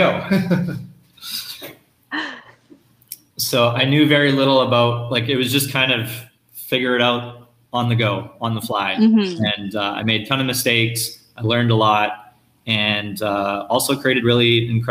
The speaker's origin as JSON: {"language": "English", "town": "Edmonton", "region": "Alberta", "country": "Canada", "tie": "born or raised there", "moved": "as an adult", "said": "I grew up in Edmonton, Alberta, Canada"}